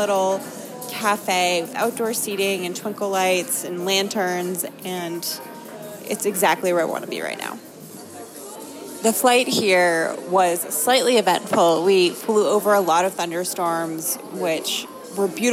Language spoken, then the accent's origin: English; Maine, United States; I am a girl from Maine